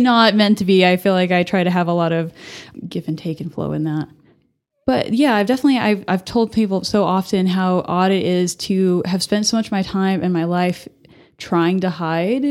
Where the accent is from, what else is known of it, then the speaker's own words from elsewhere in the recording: Albuquerque, New Mexico, United States; moved away as an adult; now in Amarillo, United States; I was actually born and raised in Albuquerque in New Mexico